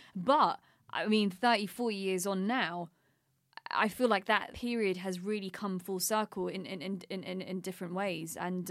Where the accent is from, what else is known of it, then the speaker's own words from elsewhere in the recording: United Kingdom; I mean, I say this as a British Pakistani woman